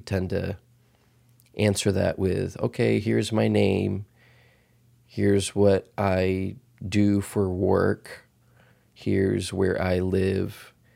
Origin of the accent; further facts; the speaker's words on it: Dallas, Texas, United States; moved away as an adult; also born or lived in Boston / Los Angeles; I was born and raised in Texas.